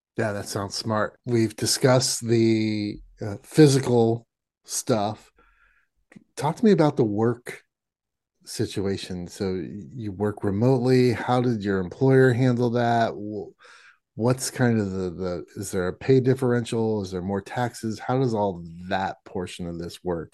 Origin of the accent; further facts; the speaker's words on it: Midwest, United States; also born or lived in Indiana; now in Pacific Northwest, United States; I grew up in the Midwest and now I live in the Pacific Northwest